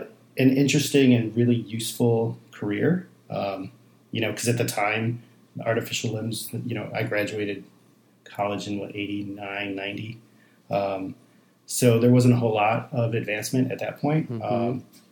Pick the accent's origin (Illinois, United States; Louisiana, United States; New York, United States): Illinois, United States; Chicago; Well, I grew up on the Northwest Side, so Cubs fan.